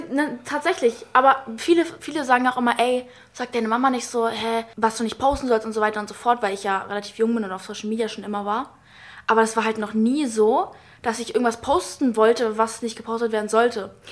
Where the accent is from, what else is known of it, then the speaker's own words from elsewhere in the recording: United States; ich bin ja auch Amerikanerin